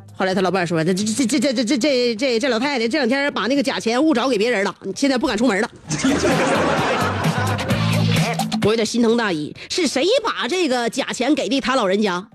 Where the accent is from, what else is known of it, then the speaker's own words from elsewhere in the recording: China; 就是我们中国人发现的早了一些，而且我们特别爱惜自己，比较惜命而已